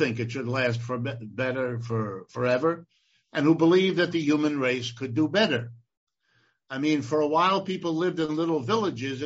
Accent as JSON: {"language": "English", "region": "Ohio", "country": "United States", "tie": "born or raised there", "said": "I was born in Ohio, and I have lived and worked in this country all my life"}